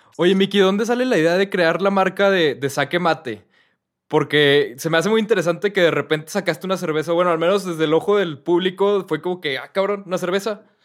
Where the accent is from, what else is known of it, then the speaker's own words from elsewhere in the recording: Mexico; also born or lived in London; yo, soy mexicano